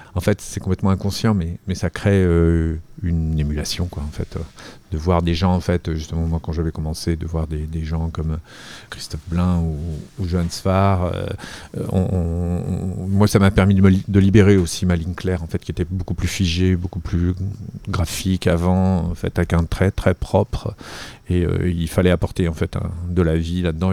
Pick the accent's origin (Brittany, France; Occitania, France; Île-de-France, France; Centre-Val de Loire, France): Île-de-France, France; Arcueil; also born or lived in Paris; je suis né ici et, j'ai grandi, ouais, ils entre ici et, la banlieue, j'ai grandi à Arcueil, euh, et puis je suis revenu ensuite à Paris